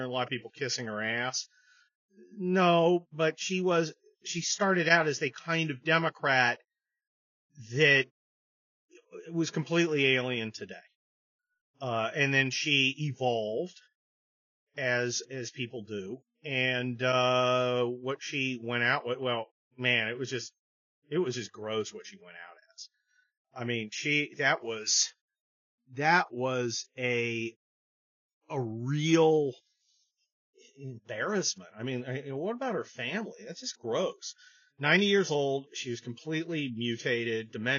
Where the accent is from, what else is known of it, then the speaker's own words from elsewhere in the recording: near San Francisco, California, United States; I grew up near San Francisco in the 70s